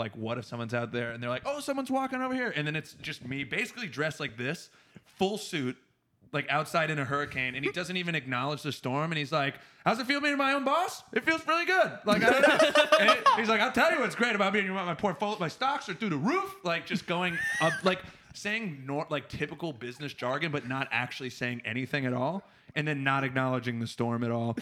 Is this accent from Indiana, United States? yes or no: no; Florida, United States; now in Seattle, United States; I grew up in Florida